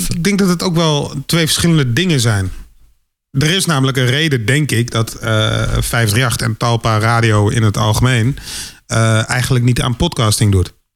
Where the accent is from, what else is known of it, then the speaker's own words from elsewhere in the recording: Randstad, Netherlands; ik kom uit de Randstad